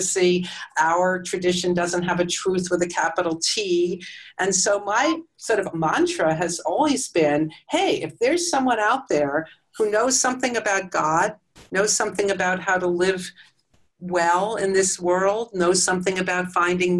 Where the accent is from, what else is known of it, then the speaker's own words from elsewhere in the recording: United States; now I'm an American non-Muslim